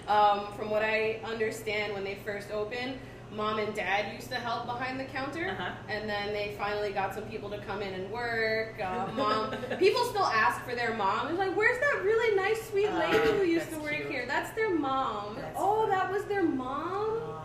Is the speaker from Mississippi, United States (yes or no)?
no; Brooklyn, New York, United States; Brooklyn in the house.